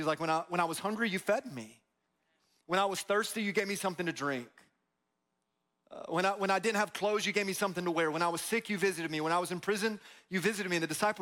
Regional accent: Tampa, Florida, United States; We grew up in Tampa, grew up in Florida, a lot of palm trees

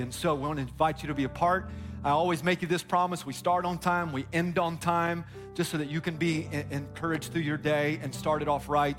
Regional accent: Tampa, Florida, United States; I grew up in Tampa

